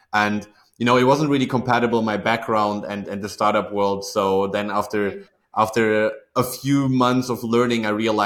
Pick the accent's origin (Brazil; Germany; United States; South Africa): Germany; Aachen, North Rhine-Westphalia; Actually, I was born not too far from SaaS Group's headquarters, if you say. So like I'm from Aachen, Germany.